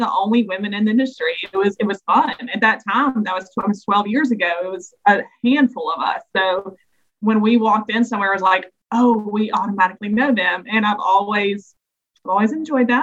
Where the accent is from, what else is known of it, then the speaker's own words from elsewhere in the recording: the South, United States; being just a Southerner